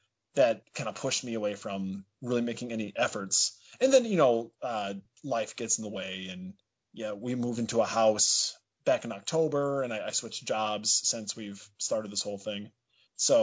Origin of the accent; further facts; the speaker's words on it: Dubuque, Iowa, United States; So I was born actually here in Dubuque, Iowa. That's where I currently live.